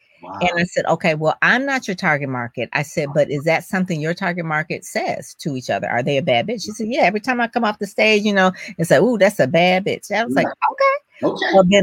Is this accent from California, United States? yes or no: no; Detroit, Michigan, United States; I'm from Detroit.